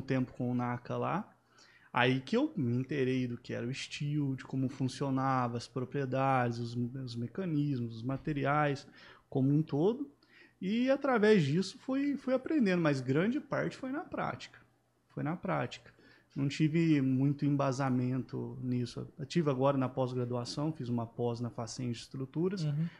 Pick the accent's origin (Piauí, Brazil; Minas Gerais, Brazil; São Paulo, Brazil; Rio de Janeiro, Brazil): Minas Gerais, Brazil; Jacuí; moved away as an adult; also born or lived in Passos, Minas Gerais; now in Sorocaba, Brazil; sou mineiro